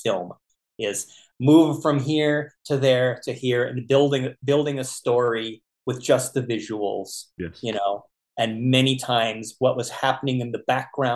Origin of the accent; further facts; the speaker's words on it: Winnipeg, Manitoba, Canada; growing up in Winnipeg, Canada